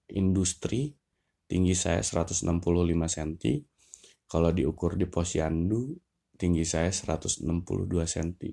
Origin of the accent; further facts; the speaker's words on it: Lembang, West Java, Indonesia; kebanyakan kehidupan akademis saya dari TK sampai SMA itu semuanya posisinya ada di Lembang.